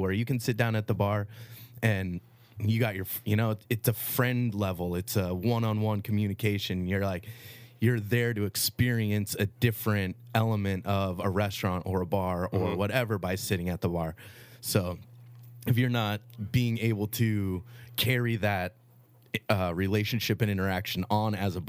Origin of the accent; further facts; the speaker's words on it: Sonoma, California, United States; Yeah, I grew up in Sonoma, lived in the Valley my whole entire life. My grandparents lived in Angwin for a long time